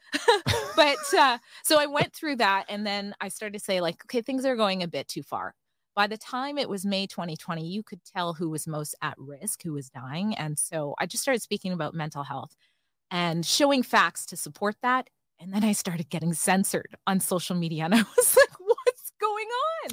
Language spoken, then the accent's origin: English; Maple Ridge, British Columbia, Canada; also born or lived in Alberta; we grew up in Maple Ridge